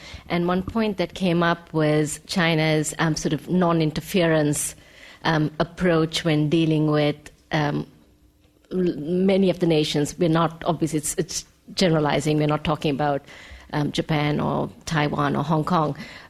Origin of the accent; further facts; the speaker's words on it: Sri Lanka; I'm from Sri Lanka